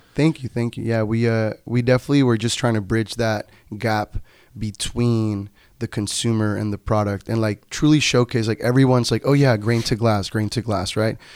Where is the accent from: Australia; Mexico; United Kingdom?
Mexico; Tijuana, Baja California; first language Spanish; English is a second language; moved away; also born or lived in Nevada; I am originally from Tijuana, Baja California, Mexico.